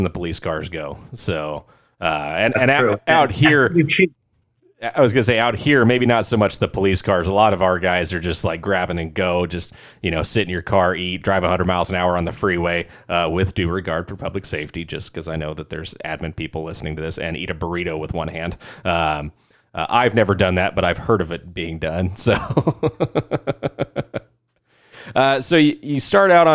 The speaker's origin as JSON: {"language": "English", "country": "United States", "tie": "born or raised there", "also_born_or_lived": "Arizona / California", "said": "growing up in Arizona and California"}